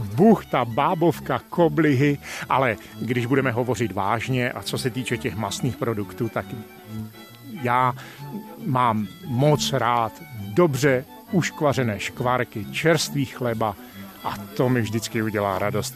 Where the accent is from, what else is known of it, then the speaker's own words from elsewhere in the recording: Silesia / Lachia, Moravian-Silesian Region, Czechia; tady u nás ve Slezsku, Lašsku, Valašsku, jak chcete, zkrátka v našem kraji